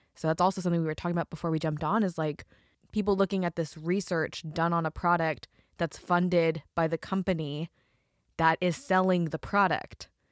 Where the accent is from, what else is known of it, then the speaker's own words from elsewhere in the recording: Idaho, United States; I'm from Idaho